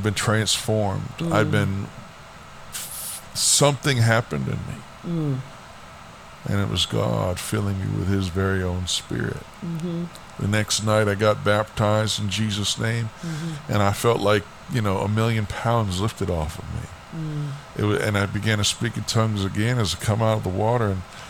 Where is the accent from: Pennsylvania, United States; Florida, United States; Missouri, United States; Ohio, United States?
Florida, United States; born there; also born or lived in Alaska; I was born in Florida. And, you know, my dad was in the Air Force. And my mom and dad, we moved to Alaska.